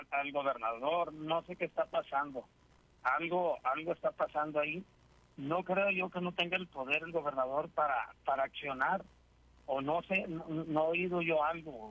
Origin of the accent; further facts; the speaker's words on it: Mexico; yo vivo acá en San Diego, pero aún así siento las, necesidades. Claro, somos mexicanos, oiga, somos mexicanos